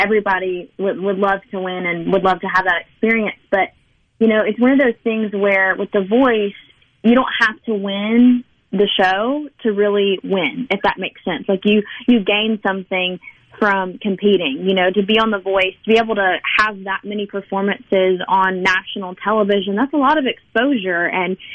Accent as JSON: {"language": "English", "region": "Mississippi", "country": "United States", "tie": "born or raised there", "said": "the entire state of Mississippi, but just my hometown"}